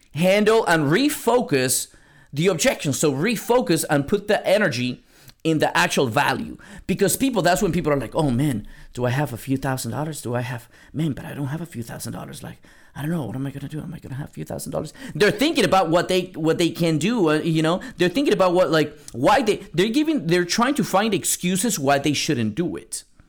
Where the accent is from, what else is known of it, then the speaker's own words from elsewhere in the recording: San Antonio, Texas, United States; now in Seattle, United States; I'm from San Antonio, Texas. Now I live in Seattle, Washington